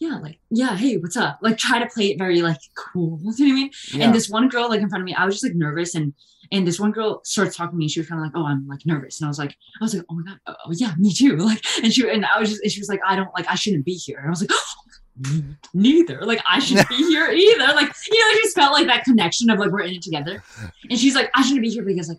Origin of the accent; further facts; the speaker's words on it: Bergen County, New Jersey, United States; I'm from Jersey, and I was like in Bergen County, like North Jersey